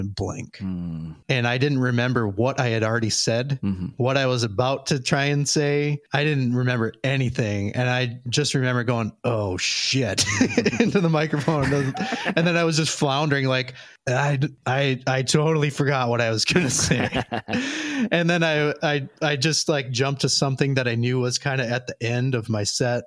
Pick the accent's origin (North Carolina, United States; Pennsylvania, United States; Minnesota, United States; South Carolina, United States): Minnesota, United States; Minneapolis–Saint Paul; moved away; I grew up in the Twin Cities